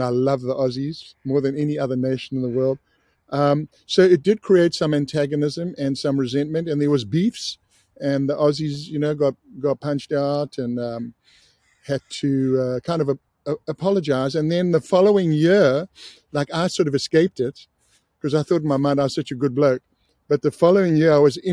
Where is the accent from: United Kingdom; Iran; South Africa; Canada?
South Africa; I grew up in South Africa, I was 16